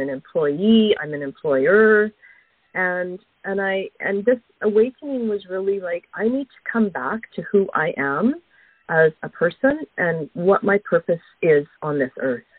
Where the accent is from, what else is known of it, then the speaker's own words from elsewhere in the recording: Alberta, Canada; moved away; I grew up uh, a prairie girl. I grew up in Alberta, so I have uh, I have fond memories of um, of my childhood in Alberta